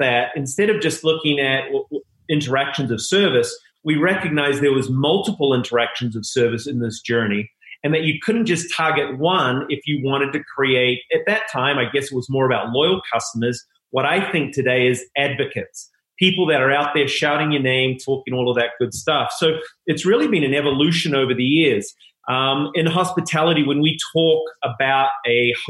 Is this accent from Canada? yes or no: no; New Zealand; moved away as an adult; there'll be a little accent that'll come in and out, but I'm originally from New Zealand. Came over at 21.